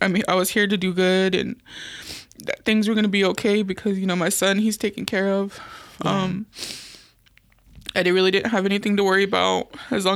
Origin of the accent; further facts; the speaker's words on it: Kansas, United States; moved away as an adult; now in Omaha, United States; I'm from Kansas